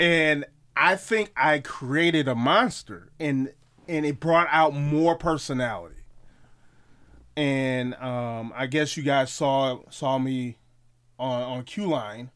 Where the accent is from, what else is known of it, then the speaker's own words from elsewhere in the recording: Milwaukee, Wisconsin, United States; I'm from Milwaukee, Wisconsin